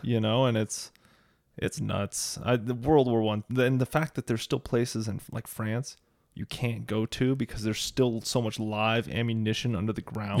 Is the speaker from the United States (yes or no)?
yes; Phoenix, Arizona, United States; moved away as an adult; also born or lived in Charlotte, North Carolina; now in Boise, United States; I grew up in Phoenix